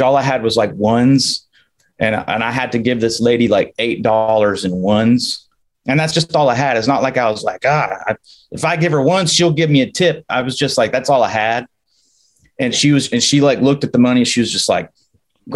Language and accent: English; the South, United States; moved away; I'm from the South